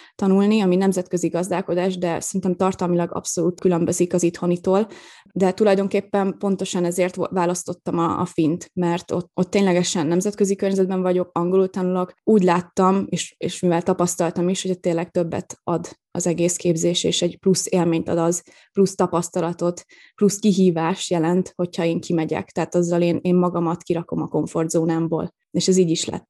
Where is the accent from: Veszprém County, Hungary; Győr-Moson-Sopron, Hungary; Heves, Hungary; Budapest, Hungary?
Veszprém County, Hungary; Veszprém; moved away as an adult; also born or lived in Rovaniemi, Finland; én Veszprémi vagyok